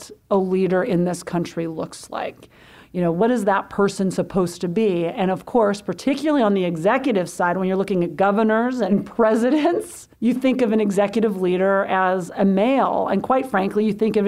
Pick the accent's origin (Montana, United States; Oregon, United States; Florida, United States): Montana, United States; Butte; I grew up in Montana. I grew up in Butte, which is the good labor union copper mining town.